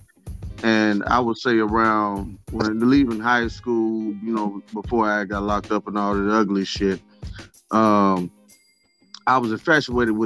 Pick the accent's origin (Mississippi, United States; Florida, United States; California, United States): Mississippi, United States; Grenada; born or raised there; also born or lived in Grand Rapids, Michigan / Chicago, Illinois